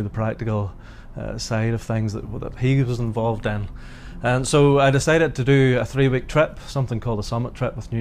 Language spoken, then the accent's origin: English; Ballymoney, Northern Ireland, United Kingdom; I was brought up in Ballymoney, and I was born into a Christian family